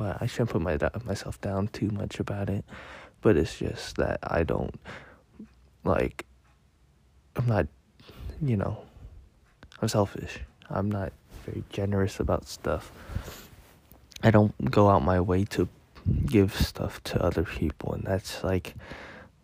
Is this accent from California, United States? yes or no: yes; San Jose, California, United States; also born or lived in Merced; I grew up in San Jose